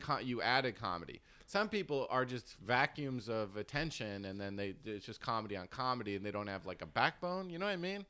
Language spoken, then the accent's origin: English; New Jersey, United States; I'm from New Jersey. I was from, like, a rural part